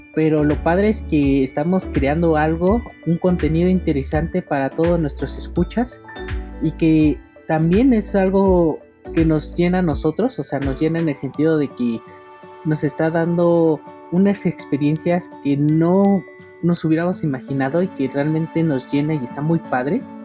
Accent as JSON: {"language": "Spanish", "country": "Mexico", "said": "aquí en mi país, México"}